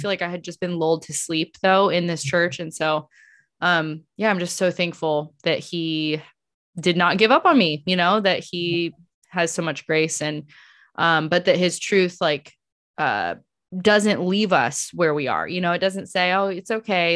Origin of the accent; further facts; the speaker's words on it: United States; as an American